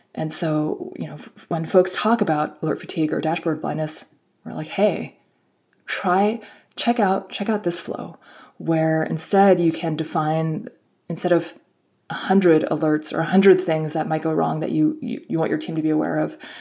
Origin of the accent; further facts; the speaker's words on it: Bay Area, California, United States; I grew up in the in the Bay Area